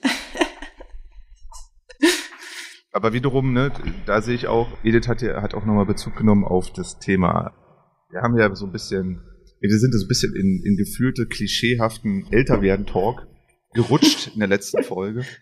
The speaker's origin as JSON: {"language": "German", "region": "Berlin", "country": "Germany", "tie": "born or raised there", "said": "als Kind in Berlin"}